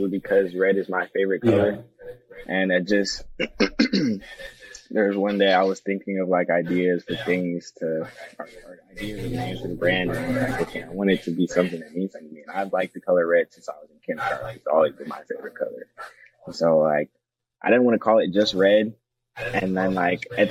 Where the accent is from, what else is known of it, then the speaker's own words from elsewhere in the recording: Atlanta, Georgia, United States; moved away as an adult; now in Kentucky, United States; I'm from Atlanta